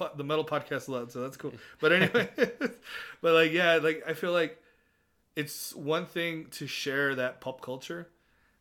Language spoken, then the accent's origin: English; Texas, United States; accent: Southern; we're from Texas